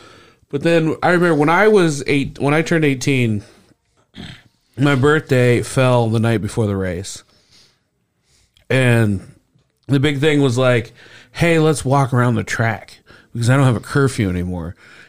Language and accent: English; Speedway, Indiana, United States; And I grew up in Speedway